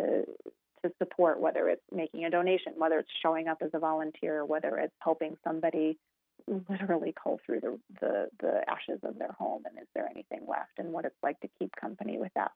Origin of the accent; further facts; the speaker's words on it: Colorado, United States; I am from Colorado